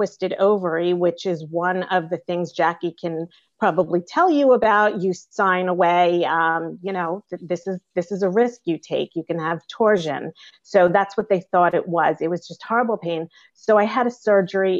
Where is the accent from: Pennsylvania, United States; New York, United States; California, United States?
New York, United States; I'm from New York